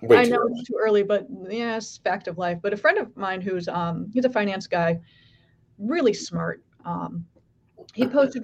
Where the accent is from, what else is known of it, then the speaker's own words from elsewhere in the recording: California, United States; I was born in California.